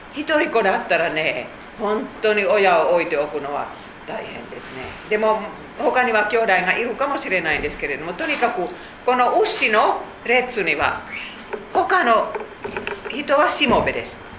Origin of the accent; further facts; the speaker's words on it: Finland; Japanese is a second language; moved away as an adult; now in Japan; 私たちフィンランド人は言います